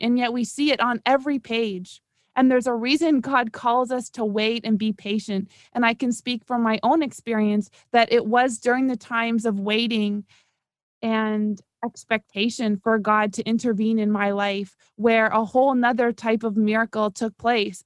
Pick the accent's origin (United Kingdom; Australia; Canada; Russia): Canada; Toronto, Ontario; moved away as an adult; now in South Florida, United States; originally and for my whole life, I'm from Toronto